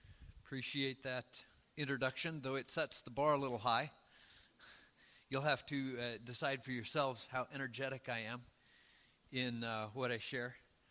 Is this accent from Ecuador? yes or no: no; Colombia; And so I was born in Colombia, and where Mom and Dad have served since 1970 among the Puinave people. And so I grew up seeing the need for taking the gospel